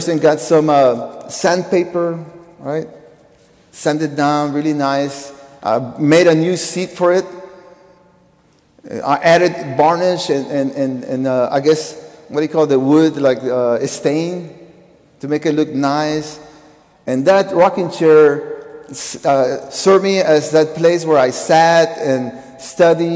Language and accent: English; Peru; moved away; I was born in Peru